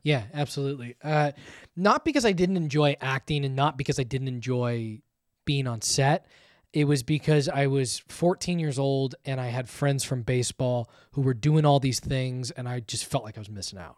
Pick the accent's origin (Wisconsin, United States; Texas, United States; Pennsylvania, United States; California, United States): California, United States; Thousand Oaks; I grew up just in Thousand Oaks.